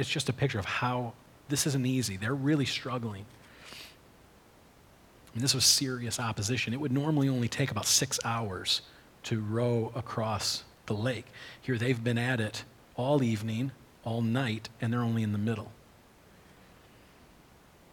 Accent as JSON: {"language": "English", "country": "United States", "tie": "born or raised there", "said": "We grew up on Big Lake"}